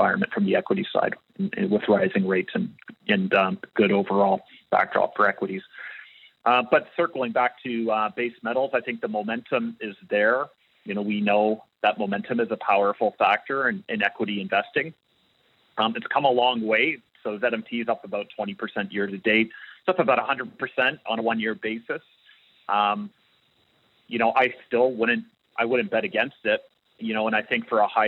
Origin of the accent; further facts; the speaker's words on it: Canada; as a Canadian